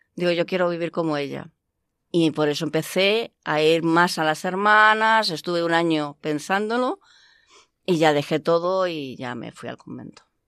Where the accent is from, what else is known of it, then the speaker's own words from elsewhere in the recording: Madrid, Community of Madrid, Spain; also born or lived in Canada; now in Alcalá de Henares, Spain; nací en Canadá como hija de migrantes y a los tres años pues mm, volvimos a España. He vivido siempre en Madrid